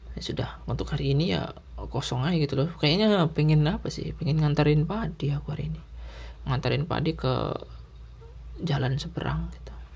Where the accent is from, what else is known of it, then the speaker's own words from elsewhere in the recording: Sumatra, Indonesia; now in Java, Indonesia; di Sumatera waduh 30 meter aja masih banyak garam gitu loh di rumah aku